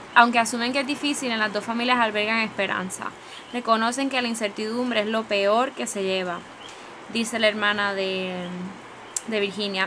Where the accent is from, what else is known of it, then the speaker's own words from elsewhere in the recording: Puerto Rico; aquí en Puerto Rico